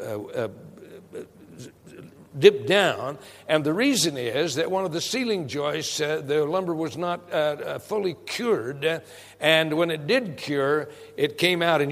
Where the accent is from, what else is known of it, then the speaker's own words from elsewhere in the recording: Prescott, Arizona, United States; I grew up in Prescott, Arizona